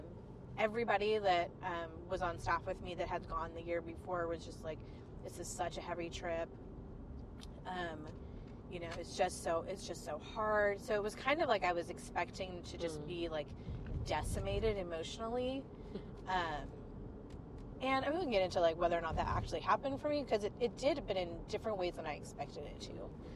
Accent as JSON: {"language": "English", "area": "Cincinnati area", "region": "Northern Kentucky", "country": "United States", "tie": "born or raised there", "moved": "yes", "lives_now": "Fresno, United States", "said": "I grew up in Cincinnati area, Northern Kentucky"}